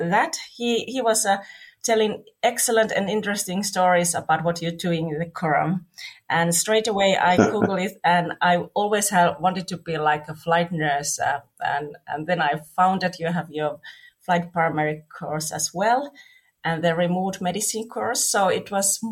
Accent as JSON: {"language": "English", "country": "Finland", "said": "I'm coming from Finland"}